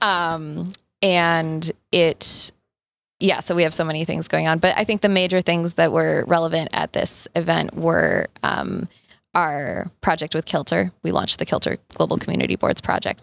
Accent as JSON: {"language": "English", "town": "Boulder", "region": "Colorado", "country": "United States", "tie": "born or raised there", "said": "I'm from Boulder, Colorado, and my connection to the outdoors, despite growing up in Boulder"}